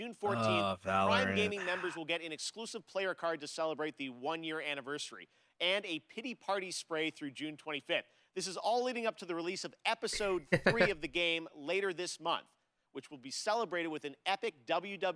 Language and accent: English; Toronto, Ontario, Canada; my hometown of Toronto, Canada.